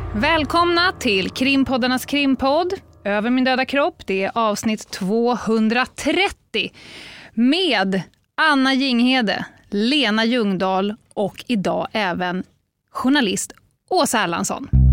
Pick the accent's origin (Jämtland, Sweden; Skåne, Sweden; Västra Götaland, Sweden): Västra Götaland, Sweden; Gothenburg; Jag är göteborgare